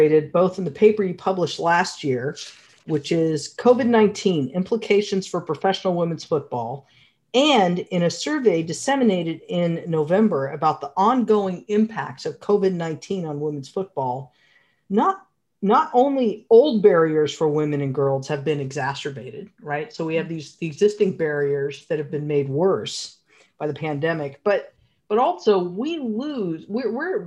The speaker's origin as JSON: {"language": "English", "country": "United States", "said": "I'm an American female goalkeeper"}